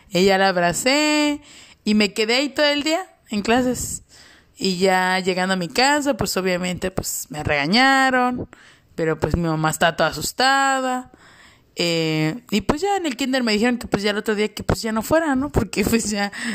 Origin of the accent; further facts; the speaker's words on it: Chetumal, Quintana Roo, Mexico; now in Cancún, Mexico; yo soy originaria de Chetumal, Quintana Roo. Obviamente, orgullosamente cancunense. Llevo mucho tiempo viviendo aquí.